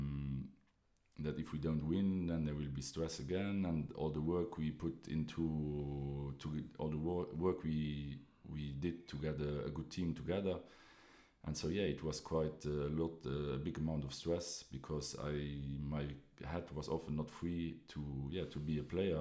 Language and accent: English; Esch-sur-Alzette, Luxembourg; I'm originally here from Esch